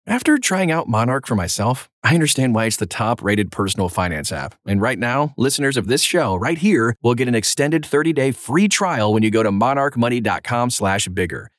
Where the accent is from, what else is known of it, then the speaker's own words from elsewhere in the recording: Oregon, United States; my home state of Oregon